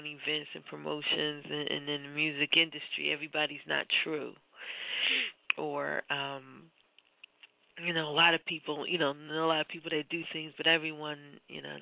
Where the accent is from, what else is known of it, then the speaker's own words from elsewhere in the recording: Philadelphia, Pennsylvania, United States; I'm born and raised in Philadelphia